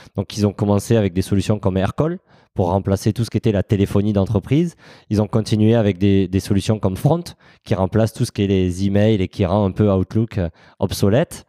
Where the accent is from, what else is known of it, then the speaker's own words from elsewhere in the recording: south of France, France; je suis originaire du, sud de la France, mon accent me, trahit euh, parfois